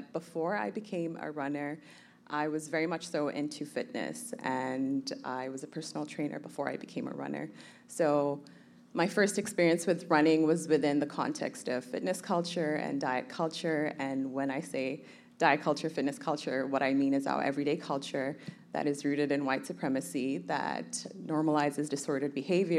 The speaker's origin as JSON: {"language": "English", "country": "Kenya", "tie": "born or raised there", "also_born_or_lived": "Somalia / Toronto, Canada", "moved": "yes", "lives_now": "Vancouver, Canada", "said": "I was born in Somalia. I grew up in Kenya, and I moved to Canada in 2005"}